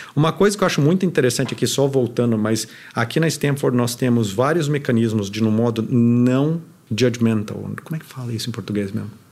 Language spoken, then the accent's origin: Portuguese; Curitiba, Paraná, Brazil; moved away as an adult; now in United States; eu sou de Curitiba, lá ninguém fala com ninguém de qualquer forma